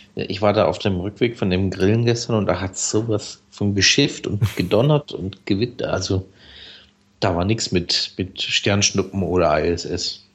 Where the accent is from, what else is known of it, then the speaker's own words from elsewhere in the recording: Black Forest, Baden-Württemberg, Germany; Ich bin ja aus dem Schwarzwald